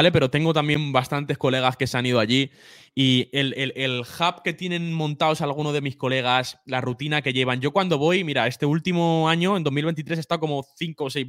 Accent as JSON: {"language": "Spanish", "country": "Spain", "tie": "born or raised there", "said": "Sí, no, yo nací aquí. Lo que pasa es que no, tengo la, no tengo la nacionalidad."}